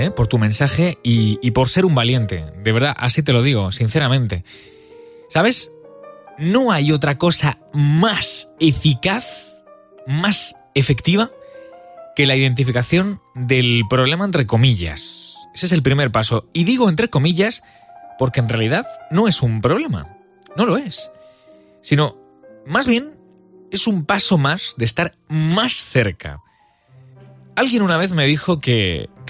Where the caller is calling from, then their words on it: Madrid, Community of Madrid, Spain; de Madrid.